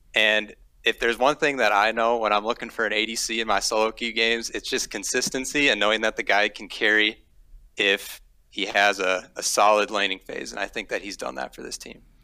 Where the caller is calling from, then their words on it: St. Cloud, Minnesota, United States; I'm calling from St. Cloud, Minnesota.